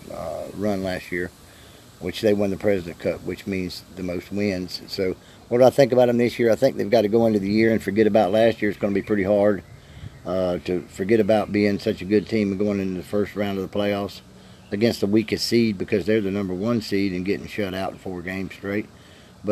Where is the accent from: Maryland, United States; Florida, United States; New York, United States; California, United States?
Florida, United States; I'm a novice from the South. I'm a Floridian here